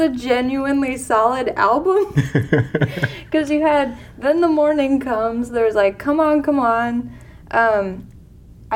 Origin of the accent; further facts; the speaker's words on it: East Coast, United States; growing up on the East Coast